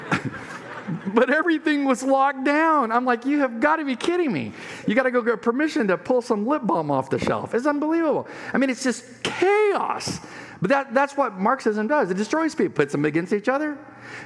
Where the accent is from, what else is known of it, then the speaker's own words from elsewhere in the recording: Imperial Valley, California, United States; moved away; When I was in high school, living on the Mexican border, Mexicali, Mexico, where I grew up in the Piro Valley near Yuma